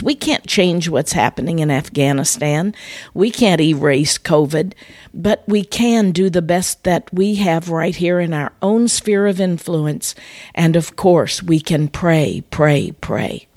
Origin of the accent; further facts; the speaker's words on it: Midwest, United States; moved away as an adult; now in Florida, United States; Growing up in the Midwest